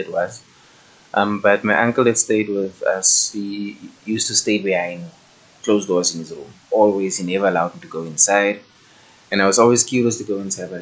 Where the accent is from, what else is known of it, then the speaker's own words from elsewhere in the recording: Kimberley, Northern Cape, South Africa; also born or lived in Johannesburg / Bloemfontein; I was born in Kimberley, but I grew up in Johannesburg in grade 9. That was about 2011, 2012, I'm not sure. Then we relocated back to Kimberley.